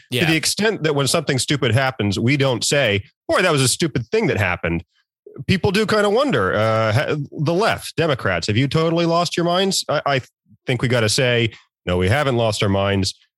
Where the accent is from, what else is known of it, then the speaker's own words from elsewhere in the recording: Norfolk, Virginia, United States; moved away; I'm from Virginia, I'm from the Norfolk area